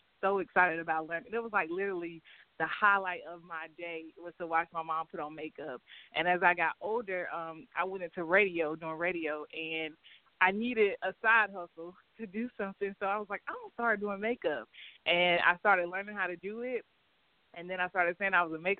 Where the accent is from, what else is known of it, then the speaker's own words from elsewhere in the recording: Rock Hill, South Carolina, United States; I'm from Rock Hill, South Carolina. I grew up here since I've been four.